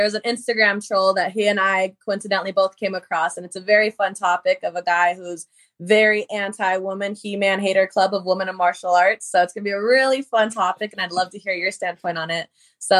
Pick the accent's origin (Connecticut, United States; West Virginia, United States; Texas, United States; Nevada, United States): Nevada, United States; Las Vegas; now in California, United States; I was born and raised in Vegas.